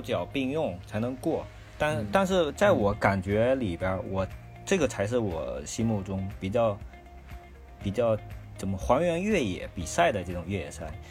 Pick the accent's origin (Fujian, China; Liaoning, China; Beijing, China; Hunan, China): Fujian, China; now in northern China; 我是一个福建人，然后这些人呢，一直生活在这个北方，就将近二十年了